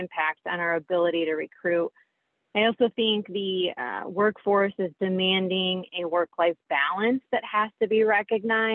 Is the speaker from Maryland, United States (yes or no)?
no; Michigan, United States; also born or lived in Nebraska; now in New Lenox, United States; I grew up in Michigan